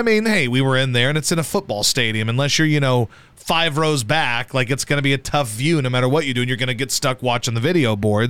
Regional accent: Philadelphia, Pennsylvania, United States; We're legit Philly people.

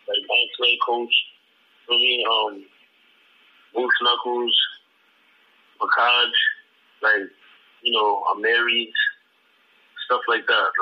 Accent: Jamaica; Like, I'm Jamaican, right? So, like, I'm Jamaican and I got Spanish songs.

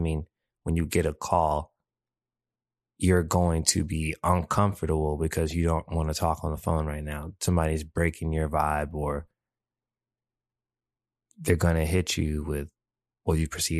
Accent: Japan; also born or lived in Mississippi, United States; now in United States; It's funny how I grew up, because growing up in Japan, I was that guy. I felt, you know, I was that guy. You couldn't tell me nothing. I was that guy. And then when I moved to Mississippi, it's like I was that guy, but I had to do it humbly.

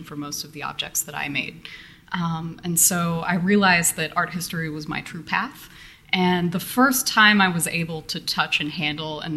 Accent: Missouri Ozarks, United States; now in Detroit, United States; I was born in the Missouri Ozarks, which is not a place that most people associate with high culture

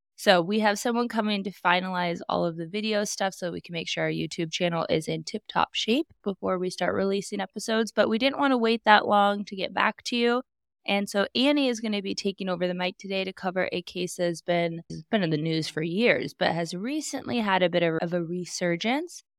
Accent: Alaska, United States; where I grew up in Alaska

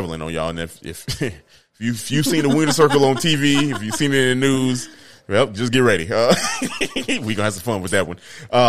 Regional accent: Chicago, Illinois, United States; I'm from Chicago.

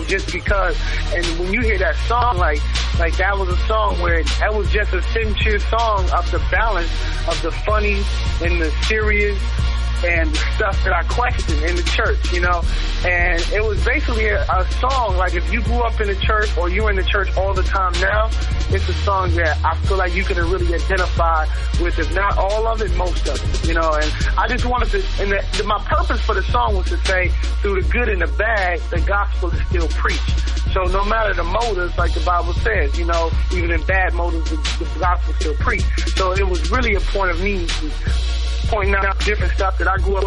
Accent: Memphis, Tennessee, United States; now in Tulsa, United States; I was born in Memphis, Tennessee.

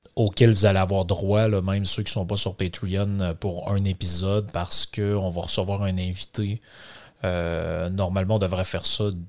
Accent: Lac Saint-Jean, Quebec, Canada; accent: Québécois from Lac-Saint-Jean; mon accent québécois en plus qui vient du du lac Saint-Jean, de la grande région du Saguenay-Lac-Saint-Jean

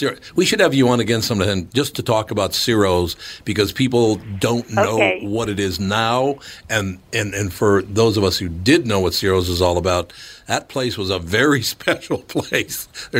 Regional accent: Minnesota, United States; I mean, I'm from Minnesota and all.

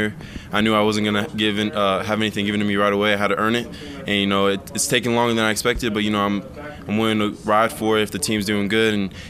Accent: Phoenix area, Arizona, United States; moved away as an adult; I think I like summers back home a little bit.

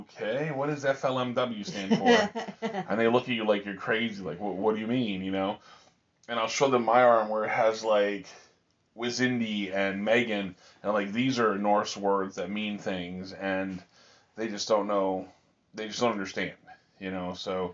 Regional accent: United States; we're American.

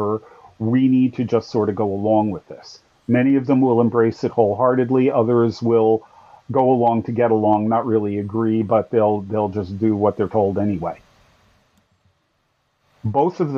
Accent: United States; as American Christians

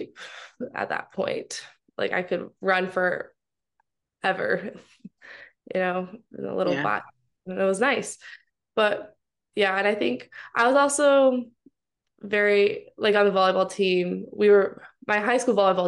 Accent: Mount Pleasant, Michigan, United States; I'm from Mount Pleasant, Michigan

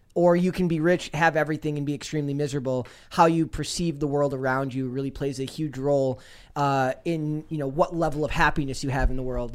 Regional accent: Minnesota, United States; I'm from Minnesota

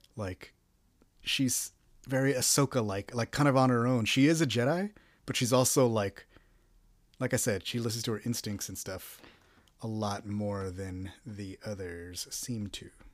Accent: Texas, United States; I'm from Texas

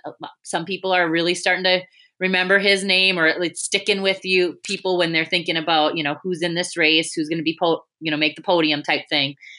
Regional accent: United States; we're American

